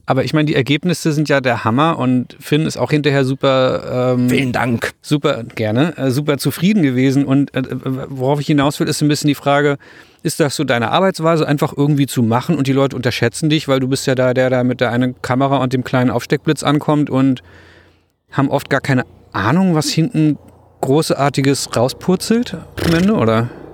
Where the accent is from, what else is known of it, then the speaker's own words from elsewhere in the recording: Rostock, Mecklenburg-Vorpommern, Germany; In meiner Heimatstadt, wo ich herkomme, in Rostock